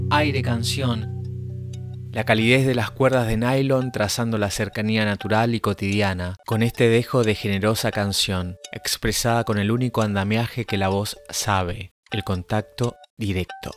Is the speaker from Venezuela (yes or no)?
no; Misiones, Argentina; músico misionero